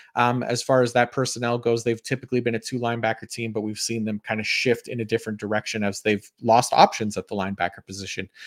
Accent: Canada; as a Canadian

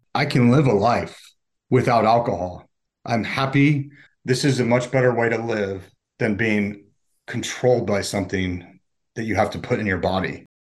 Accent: Park City, Utah, United States; now in Atlanta, United States; my middle school and high school years were in Utah

